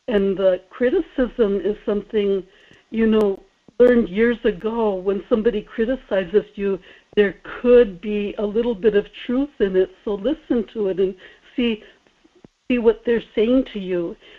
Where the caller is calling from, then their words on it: Kodiak, Alaska, United States; Good morning, Michael. This is … in Kodiak.